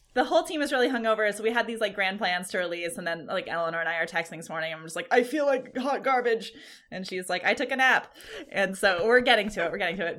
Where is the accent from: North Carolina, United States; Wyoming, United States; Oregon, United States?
Oregon, United States; Ashland; here in my hometown in the Rogue Valley